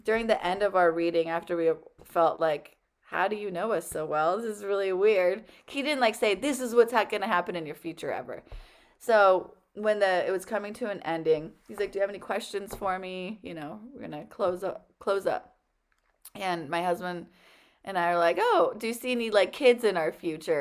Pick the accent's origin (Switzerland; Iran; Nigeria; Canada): Iran; now in United States; I was born in Iran in the only Hindu temple